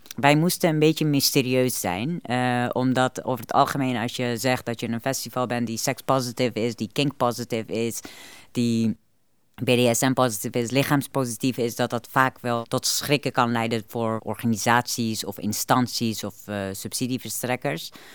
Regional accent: Afghanistan; now in Netherlands; Ik kom zelf uit Afghanistan

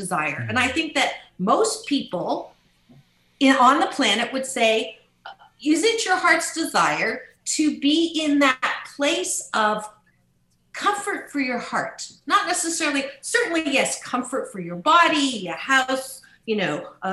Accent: Canada; I was born in Canada

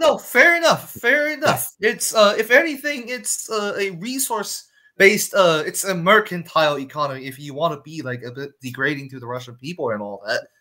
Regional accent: Shanghai, China; one of the top universities in China in my hometown Shanghai

